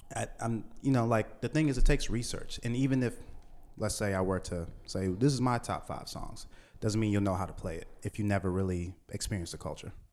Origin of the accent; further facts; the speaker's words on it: Washington, District of Columbia, United States; also born or lived in Trinidad; me, growing up in Washington, D C